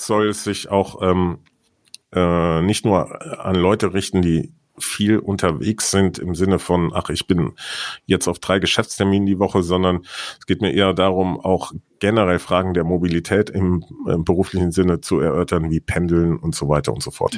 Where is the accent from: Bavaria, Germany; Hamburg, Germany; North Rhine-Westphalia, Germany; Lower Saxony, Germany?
North Rhine-Westphalia, Germany; Siegen; Mein Geburtsort ist Siegen in Südwestfalen